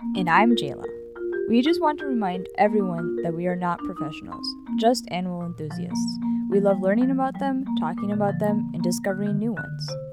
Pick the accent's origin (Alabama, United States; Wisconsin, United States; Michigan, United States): Wisconsin, United States; I grew up in Wisconsin